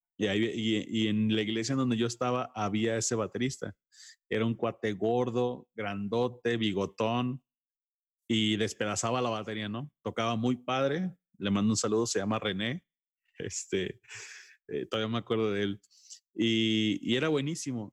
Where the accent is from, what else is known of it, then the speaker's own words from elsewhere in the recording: Mexico; sí soy muy mexicano y defiendo lo mío